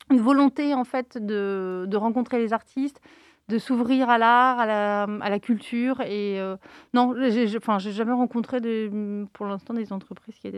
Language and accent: French; Nantes, Pays de la Loire, France; nous, on est nantais et euh, on travaille avec des artistes nantais. On a de la chance à Nantes